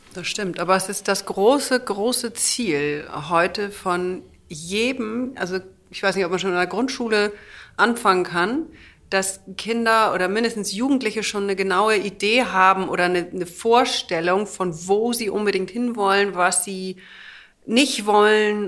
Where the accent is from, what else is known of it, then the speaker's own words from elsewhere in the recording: the North, Northern Germany, Germany; wir kommen aus dem Norden